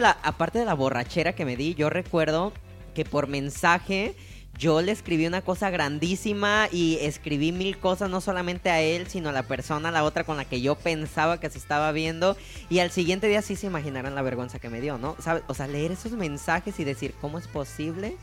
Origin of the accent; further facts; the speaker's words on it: Mexico; como mexicanos